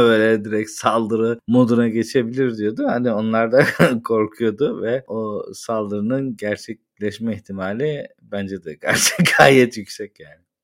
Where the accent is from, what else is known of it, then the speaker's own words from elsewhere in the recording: Turkey; moved away; yurt dışında yaşayan bir Türk olarak